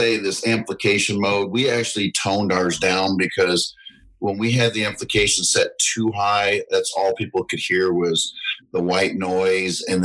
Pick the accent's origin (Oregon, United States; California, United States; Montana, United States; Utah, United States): California, United States; Southern; also born or lived in the South (US); now in US South; I grew up originally in Southern California, but I've been in the South 28 years now